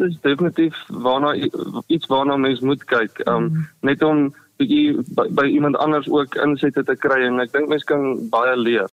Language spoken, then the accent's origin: Afrikaans; Olifantshoek, Northern Cape, South Africa; also born or lived in Potchefstroom (North-West University); Ek het groot geword in die Olifantshoek Appington omgewing op 'n plaas